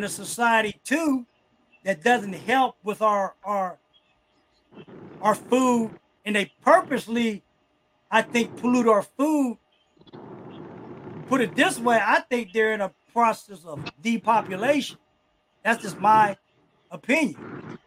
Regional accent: East Coast, United States; also born or lived in New Jersey / New York / Los Angeles; now in Ohio, United States; I was raised on the East Coast. I'll never say pop.

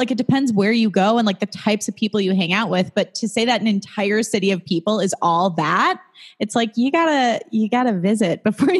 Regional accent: a suburb of Chicago, Illinois, United States; now in Los Angeles, United States; I'm from a suburb of Chicago.

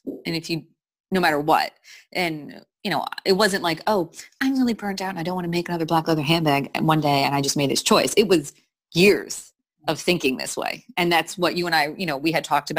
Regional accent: Wayne, New Jersey, United States; moved away; also born or lived in Philadelphia; I grew up in Wayne, New Jersey

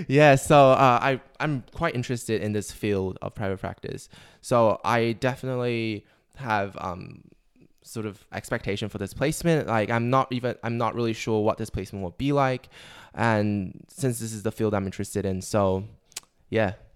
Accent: Taiwan; moved away as an adult; now in Australia; I'm from Taiwan.

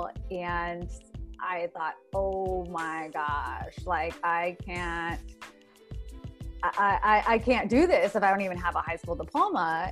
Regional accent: South Bay, Northern California, United States; also born or lived in Santa Cruz, California / the Valley, California; I was born and raised in Northern California. I was born in Santa Cruz, raised in the South Bay, eventually moved out to the Valley.

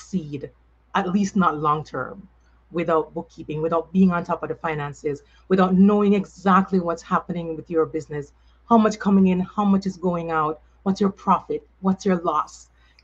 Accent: Saint Elizabeth, Jamaica; moved away as an adult; also born or lived in Kingston, Jamaica / New York City, United States; now in United States; this country girl coming from St. Elizabeth, at least, you know, I lived in Kingston

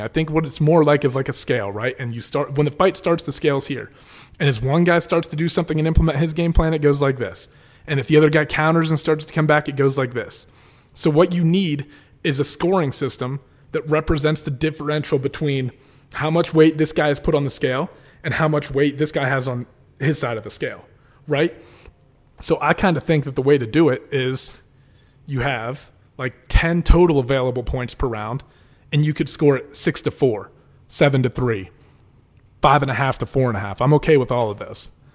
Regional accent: Oil City, Pennsylvania, United States; moved away; I'm originally from Oil City, which is about an hour and a half north of Pittsburgh

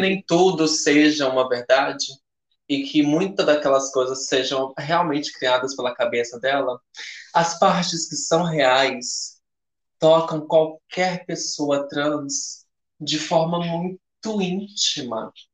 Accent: Northeast Region, Brazil; Nós viemos do Nordeste

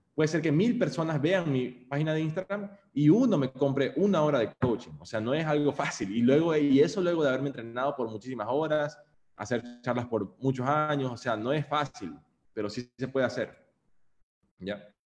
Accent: Guayaquil, Guayas, Ecuador; Yo, como guayaquileño del siglo 21, año 91 que nací

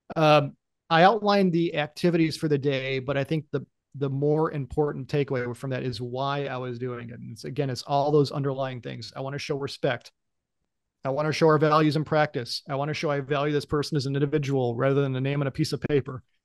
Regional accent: United States; as an American employee

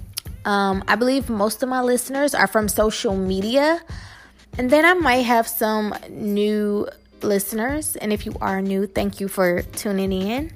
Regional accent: Detroit, Michigan, United States; I am from Detroit, Michigan, born and raised on the West Side.

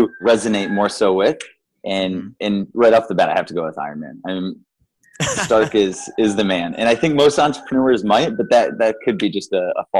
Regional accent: Midwest, United States; born and raised in the Midwest

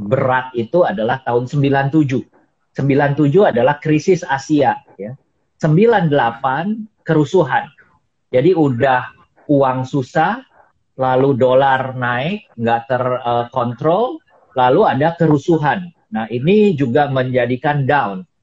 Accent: Sukabumi, West Java, Indonesia; Jadi saya dari Sukabumi. Sukabumi diajak ke Jakarta Fair.

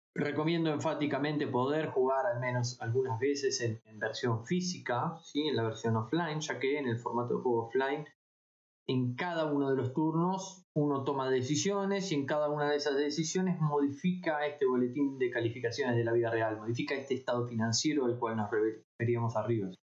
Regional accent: La Plata, Buenos Aires Province, Argentina; yo soy de La Plata, vivo cerca de Buenos Aires

